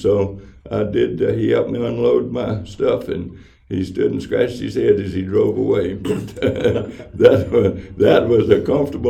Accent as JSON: {"language": "English", "town": "Memphis", "region": "Tennessee", "country": "United States", "tie": "born or raised there", "also_born_or_lived": "Illinois", "moved": "as an adult", "lives_now": "Michigan, United States", "said": "I grew up on a farm where the Memphis Airport sits today"}